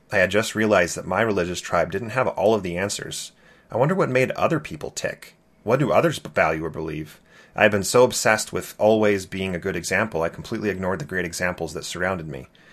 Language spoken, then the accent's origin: English; California, United States; Growing up in California, I loved being the Mormon kid.